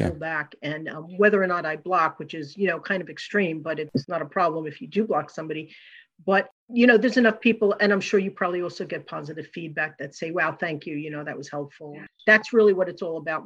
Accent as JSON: {"language": "English", "region": "New York", "country": "United States", "moved": "yes", "said": "I'm from originally from New York"}